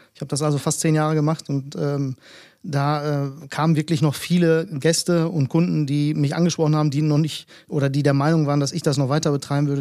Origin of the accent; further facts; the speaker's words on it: Bielefeld, North Rhine-Westphalia, Germany; Ich bin gebürtiger Bielefelder, äh, stamme allerdings, beziehungsweise meine Eltern stammen aus Griechenland